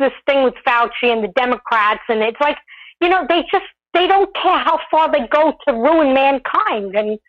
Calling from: Long Island, New York, United States; from Long Island, New York.

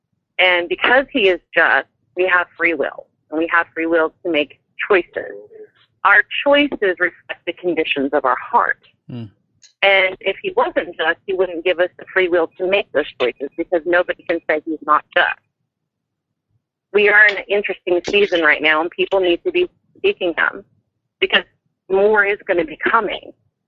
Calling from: Kansas City, Missouri, United States; I'm calling from the Kansas City, Missouri area.

